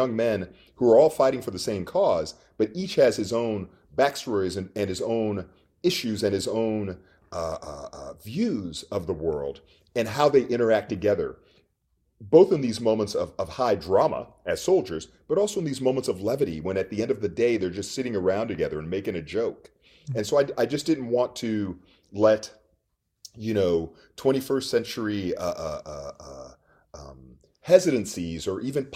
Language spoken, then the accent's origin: English; Texas, United States; moved away as an adult; also born or lived in Minnesota / France / Richmond, Virginia; I'm from Texas. I'm actually in Austin right now. So I grew up not just playing football, but also in this very football culture